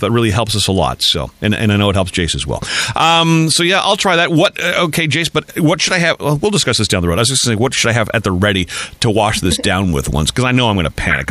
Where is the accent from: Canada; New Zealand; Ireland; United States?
Canada; Nepean, Ontario; now I'm a North American kid growing up in Nepean